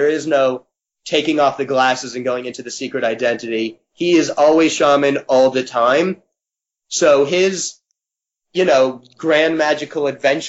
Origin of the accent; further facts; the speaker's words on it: Connecticut, United States; also born or lived in California; now in New York, United States; I grew up in Connecticut